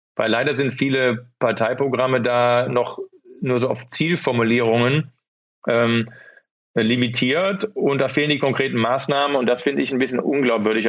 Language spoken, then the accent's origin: German; Rhineland, Germany; accent: rheinischer Slang (Rhineland); moved away; Ich komme ja auch aus dem Rheinland